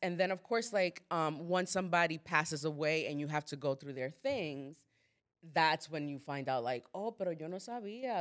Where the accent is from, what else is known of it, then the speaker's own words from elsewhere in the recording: Dominican Republic; moved away; I'm not American, I'm Dominican.